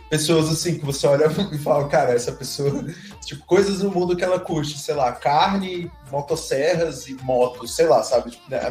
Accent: Brasília, Federal District, Brazil; nós somos de Brasília

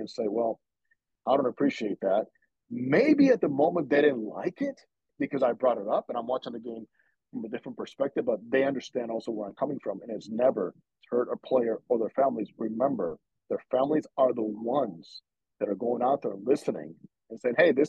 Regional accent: Dominican Republic; moved away; I grew up in the Dominican, okay? I lived the culture

